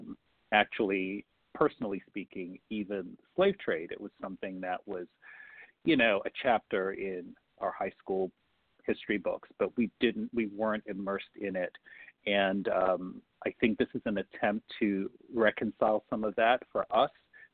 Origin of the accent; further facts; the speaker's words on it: Kumasi, Ashanti, Ghana; moved away as an adult; Grew up in Kumasi myself. I grew up in Kumasi and love being there. It's like this quiet-ish place that doesn't change a lot